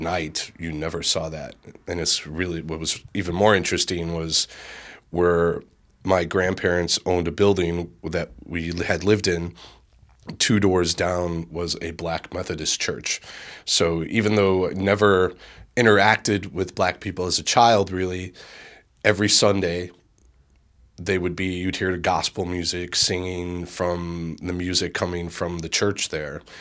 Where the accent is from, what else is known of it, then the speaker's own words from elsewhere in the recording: Chicago, Illinois, United States; growing up in Bridgeport